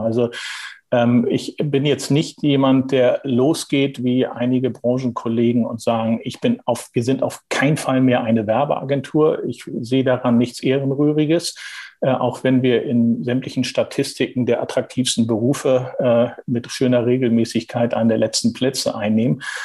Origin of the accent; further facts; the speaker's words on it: Heide, Schleswig-Holstein, Germany; also born or lived in Kiel; bin in Schleswig-Holstein groß geworden, also nochmal deutlich nördlicher, deutlich nördlicher als Hamburg. Äh, äh, geboren in Kiel und aufgewachsen in Heide